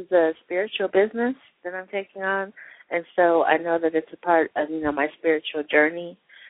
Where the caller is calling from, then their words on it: Colorado, United States; I'm calling from Colorado.